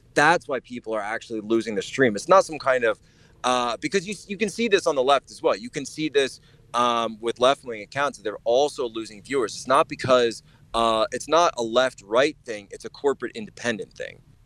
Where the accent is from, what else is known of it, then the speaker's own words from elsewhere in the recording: Norristown, Pennsylvania, United States; moved away as an adult; also born or lived in Philadelphia / China; I'm actually from originally from Norristown, Pennsylvania